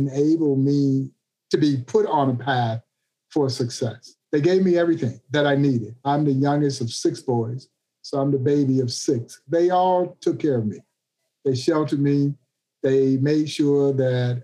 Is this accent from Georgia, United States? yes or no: yes; Crawfordville, Georgia, United States; Crawfordville, Georgia is where it all began.